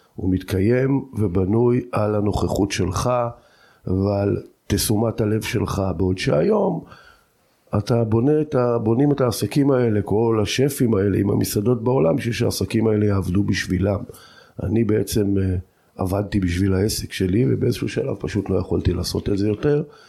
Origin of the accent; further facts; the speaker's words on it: Degania Bet, Northern District, Israel; also born or lived in Jordan Valley; אני גר בדגניה ב', אני בן דגניה ב', אבל אני אחרי הצבא עזבתי את דגניה, אם כי נשארתי בעמק הירדן